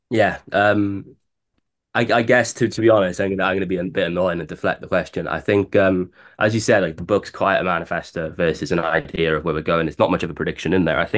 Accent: Bridgend, Wales, United Kingdom; born or raised there; moved away as an adult; now in London, United Kingdom

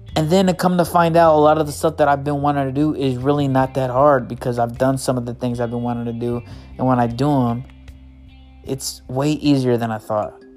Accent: United States; I'm not from Mexico. My grandparents aren't from Mexico. My great great grandparents aren't not from Mexico we're born here

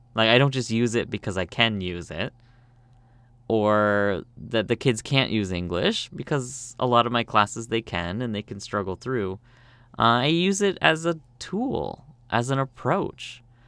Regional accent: Canada; moved away as an adult; now in South Korea; I'm from Canada, but I speak Korean.

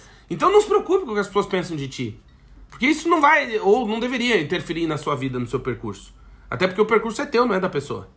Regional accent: Brazil; moved away as an adult; a gente como brasileiro

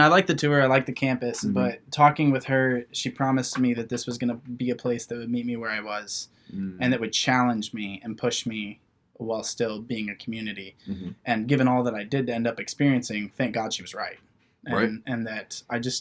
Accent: Wapakoneta, Ohio, United States; I grew up in Wapakoneta, Ohio

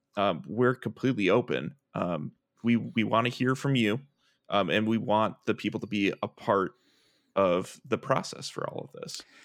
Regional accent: Milwaukee, Wisconsin, United States; now in Minneapolis, United States; I am originally from Milwaukee, Wisconsin, uh, where I, uh, grew up

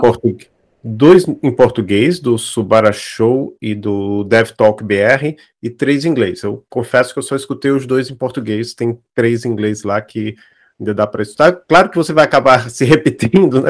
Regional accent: Maceió, Alagoas, Brazil; eu sou de Maceió

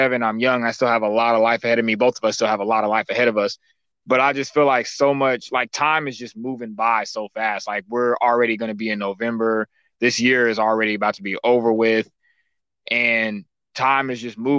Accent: Dallas, Texas, United States; from Dallas

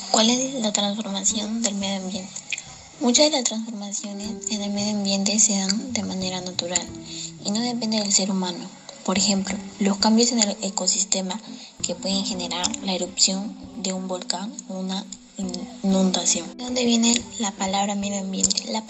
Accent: San Martín de Porres, Lima, Peru; Soy del Colegio Carlos Cueto Fernandini. Soy de San Martín de Porres.

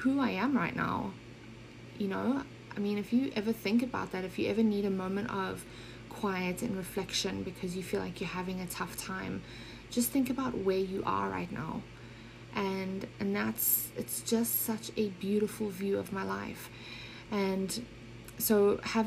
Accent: Johannesburg, Gauteng, South Africa; moved away as an adult; also born or lived in Germany / Switzerland; I grew up in South Africa, but was actually born in Germany.

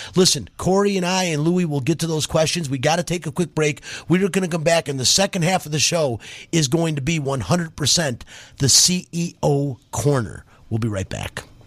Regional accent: Detroit, Michigan, United States; moved away; I'm from Detroit

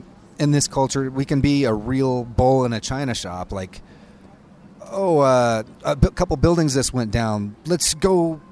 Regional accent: Seattle, Washington, United States; now in Los Angeles, United States; I'm from Seattle

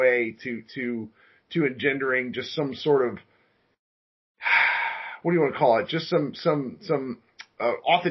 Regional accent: Coppell, Texas, United States; I'm from Coppell

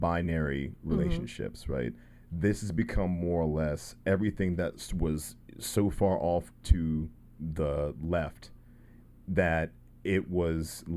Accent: Alabama, United States; I'm from Alabama

